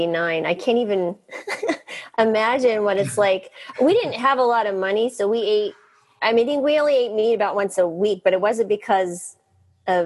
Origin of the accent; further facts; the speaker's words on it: New Mexico, United States; I grew up in the Western Southwest, New Mexico